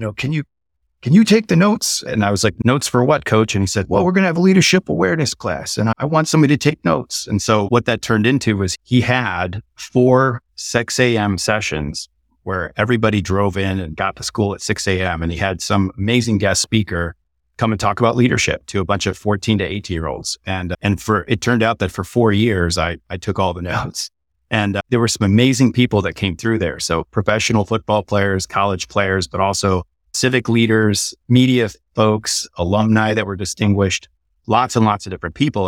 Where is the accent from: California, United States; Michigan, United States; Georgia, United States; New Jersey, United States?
Michigan, United States; Detroit; also born or lived in Massachusetts / Silicon Valley; now in Austin, United States; I was born in Detroit, Michigan, and, uh, both of my parents were entrepreneurs